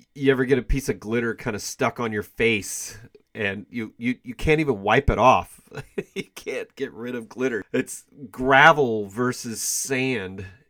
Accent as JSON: {"language": "English", "town": "Kansas City", "country": "United States", "said": "I am from the Kansas City area"}